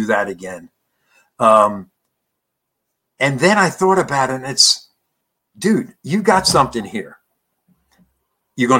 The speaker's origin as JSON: {"language": "English", "town": "Conshohocken", "region": "Pennsylvania", "country": "United States", "tie": "born or raised there", "said": "my hometown, Conshohocken"}